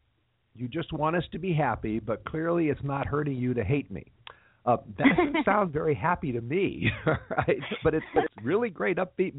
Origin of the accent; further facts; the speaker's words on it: Los Angeles, California, United States; it's my hometown